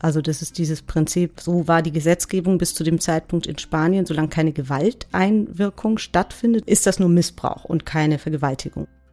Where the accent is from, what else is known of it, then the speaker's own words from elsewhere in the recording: Germany; wir ja auch als Deutsche